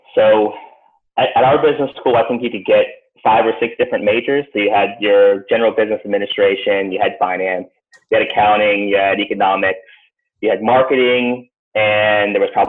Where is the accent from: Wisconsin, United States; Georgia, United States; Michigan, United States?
Georgia, United States; Atlanta; also born or lived in Boston / Long Island; I was born in Boston originally. Grew up early years there in just outside New York City on Long Island. When I was about 6 or 7, I moved to Atlanta. So I did my primary, secondary school in Georgia.